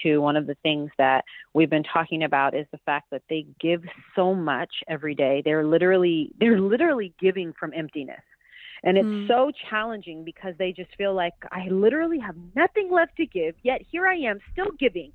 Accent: Pasadena, California, United States; I'm from Pasadena, California

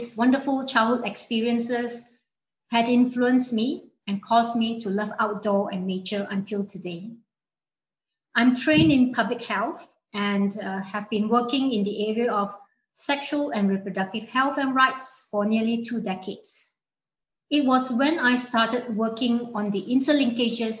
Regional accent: Malaysia; I come from a small coastal town in Malaysia, facing the South China Sea

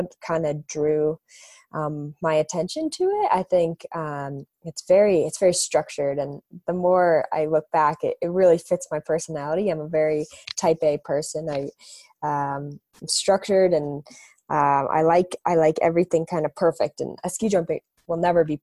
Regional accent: Park City, Utah, United States; I grew up in Park City, Utah.

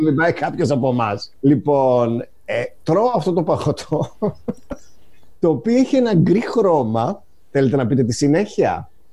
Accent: northern Greece, Greece; εγώ είμαι από τη Βόρεια Ελλάδα

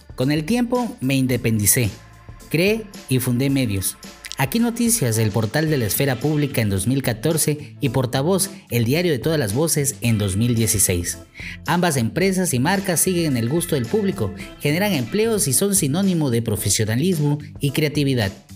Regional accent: Chico, Chiapas, Mexico; also born or lived in Tuxtla Gutiérrez, Chiapas; Nací en Chico, Chiapas, a mitad de la década de los 80 del siglo pasado

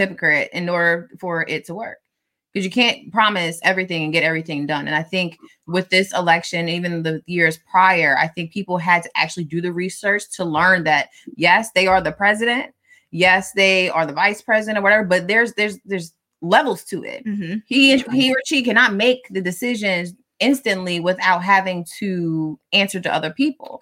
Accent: Delaware, United States; also born or lived in Philadelphia, Pennsylvania; I was born in Philly. I just happened to live in Delaware. Granted, I have lived in Delaware longer than I was in Philly

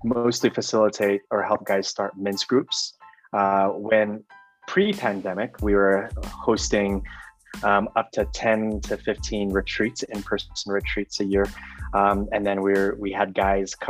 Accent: Oakland, California, United States; moved away as an adult; now in San Miguel de Allende, Mexico; I am formerly from the Bay Area native, Oakland, California. Now live in San Miguel de Allende, Mexico

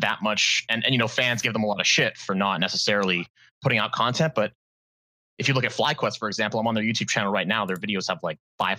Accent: a city about 2 hours west of Toronto, Ontario, Canada; I'm from a city about 2 hours west of Toronto, Ontario.

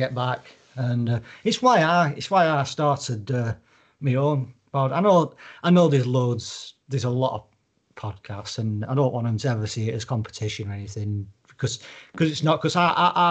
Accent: United Kingdom; I'm British

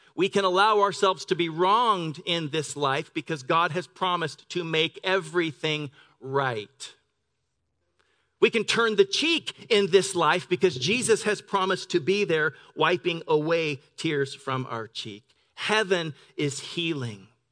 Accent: Pend Oreille River, Pacific Northwest, United States; now in La Verne, United States; I grew up on the Ponderay River in the Pacific Northwest.

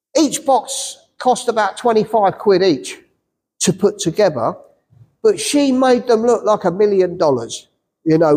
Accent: England, United Kingdom; the English people, I say English people, English Christians

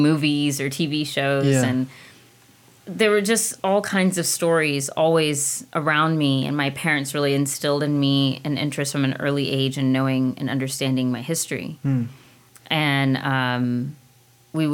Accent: Washington, District of Columbia, United States; moved away; also born or lived in Alexandria, Virginia / London / San Antonio; I was born and raised in D.C.

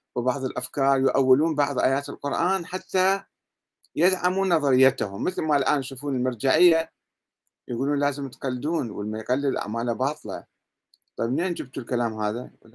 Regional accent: Iraq; عندنا بالعراق

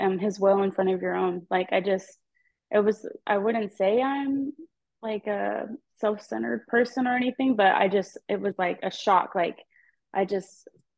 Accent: Edmond, Oklahoma, United States; I'm from Edmond, Oklahoma, so there's not a lot of members here. I mean, there's a good chunk, but like in my high school, I'm one of few

